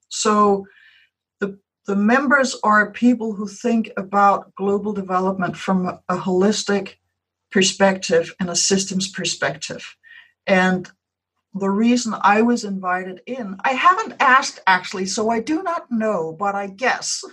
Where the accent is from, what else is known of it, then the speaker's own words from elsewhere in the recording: Denmark; first language Danish; English is a second language; mine is Danish.